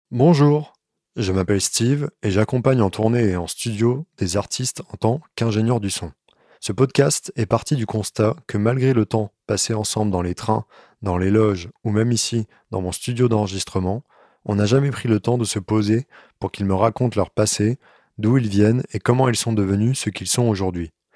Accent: Vosges, Grand Est, France; now in Paris, France; je viens des Vosges

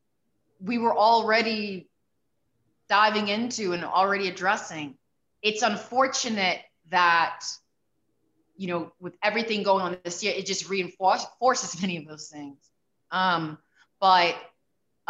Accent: New York City, New York, United States; I grew up in the South Bronx

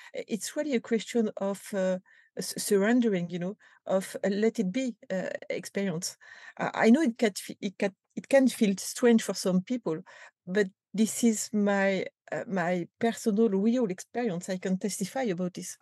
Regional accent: France; accent: French; English is a second language; You can recognize that with my accent

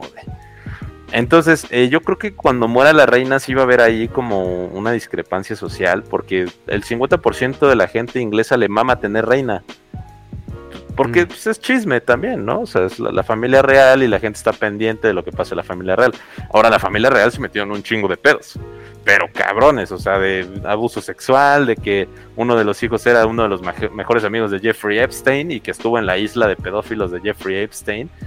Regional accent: Mexico; nosotros somos Estados Unidos mexicanos en América

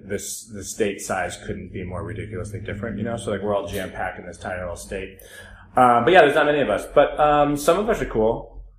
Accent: Rhode Island, United States; now in Los Angeles, United States; I am from Rhode Island, yes.

